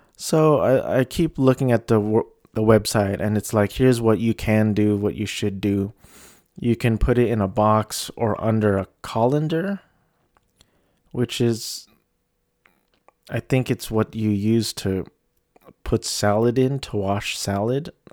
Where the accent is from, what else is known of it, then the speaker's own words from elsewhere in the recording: Philippines; moved away; my home country